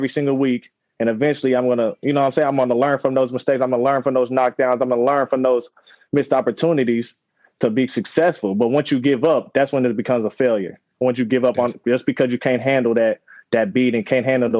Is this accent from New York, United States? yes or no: no; Northern Kentucky, United States; I grew up in Northern Kentucky.